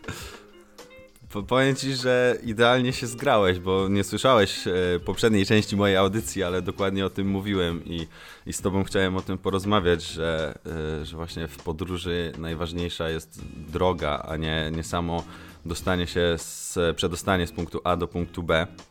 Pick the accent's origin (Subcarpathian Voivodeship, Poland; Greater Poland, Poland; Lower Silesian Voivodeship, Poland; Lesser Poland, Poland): Lower Silesian Voivodeship, Poland; near Legnica; To jest taka miejscowość e, w moich rodzinnych stronach, 80 km mniej więcej od Legnicy.